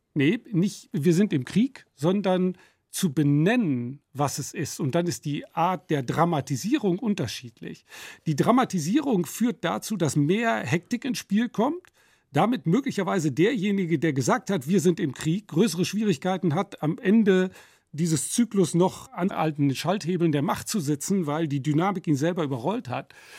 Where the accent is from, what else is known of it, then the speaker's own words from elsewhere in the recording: Nottuln, North Rhine-Westphalia, Germany; dem Ort Nottuln, wo ich groß geworden bin